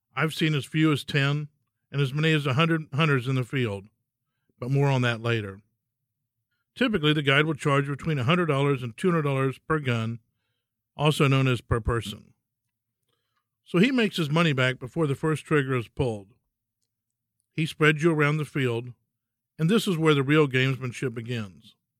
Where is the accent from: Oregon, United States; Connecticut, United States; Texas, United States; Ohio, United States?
Texas, United States; In Texas, hunting is being a Texan. We come from a long line of hardy forefathers who worked the land and lived off of it